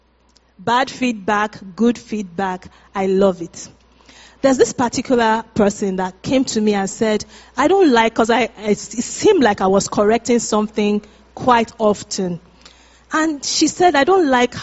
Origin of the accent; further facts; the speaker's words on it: Nigeria; moved away; we're Nigerians, we're from Africa